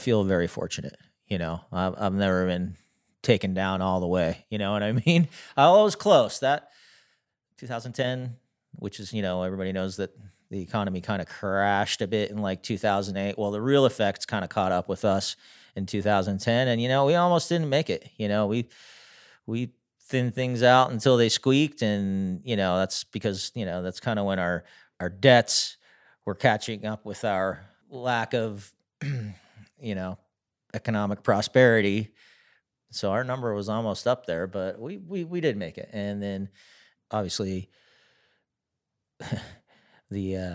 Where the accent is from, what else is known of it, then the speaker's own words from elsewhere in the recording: near Philadelphia, Pennsylvania, United States; moved away as an adult; now in Ogden, United States; I grew up near Philadelphia, Pennsylvania. And then after high school, my father suggested that I come out and go to the University of Utah